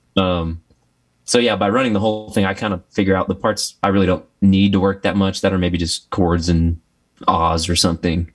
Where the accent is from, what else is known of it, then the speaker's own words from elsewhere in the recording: Texas, United States; I grew up in Texas